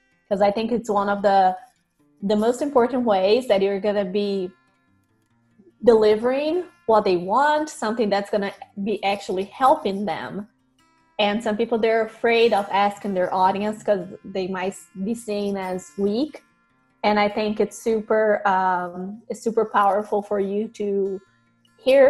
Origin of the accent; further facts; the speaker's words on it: Brazil; moved away as an adult; now in United States; I grew up in Brazil, was born there